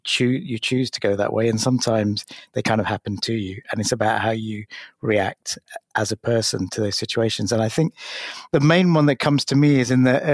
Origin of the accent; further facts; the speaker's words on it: London, United Kingdom; being an Asian kid growing up in London at the height of the National Front and the BNP